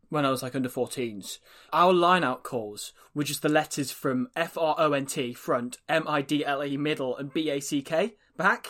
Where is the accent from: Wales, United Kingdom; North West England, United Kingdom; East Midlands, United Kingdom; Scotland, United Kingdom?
Wales, United Kingdom; we're from Wales